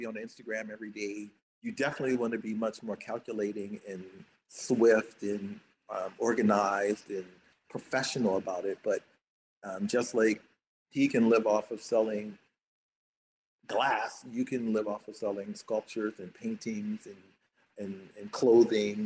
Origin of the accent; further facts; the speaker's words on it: Baltimore, Maryland, United States; moved away; also born or lived in Atlanta; I'm kind of from Baltimore